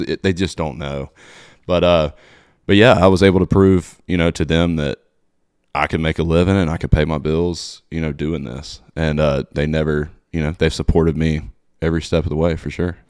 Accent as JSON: {"language": "English", "town": "Mobile", "region": "Alabama", "country": "United States", "tie": "born or raised there", "moved": "as an adult", "lives_now": "Nashville, United States", "said": "Mobile, Alabama, my hometown"}